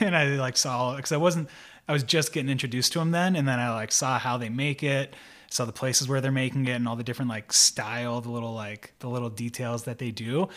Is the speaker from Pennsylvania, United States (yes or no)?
yes; Pennsylvania, United States; I'm from Pennsylvania